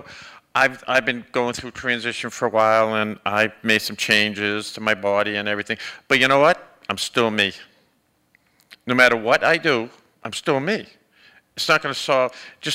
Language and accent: English; Boston, Massachusetts, United States; moved away; back when I was in my teens, and I come from Boston